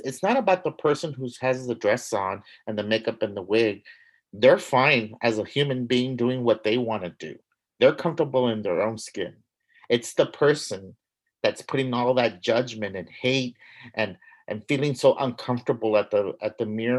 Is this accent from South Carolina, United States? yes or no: no; San Antonio, Texas, United States; I grew up in San Antonio